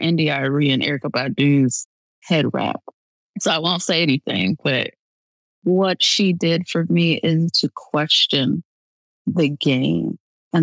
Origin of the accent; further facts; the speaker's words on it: Midwest, United States; now in Rochester, United States; I was 12. I'm from the Midwest